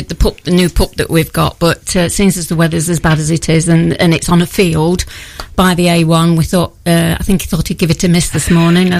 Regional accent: Newark, East Midlands, United Kingdom; also born or lived in Farndon; I was born in Newark. I've lived in Newark all my life, and I'm now retired.

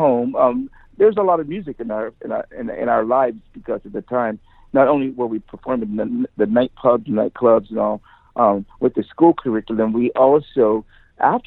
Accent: United States; me as American

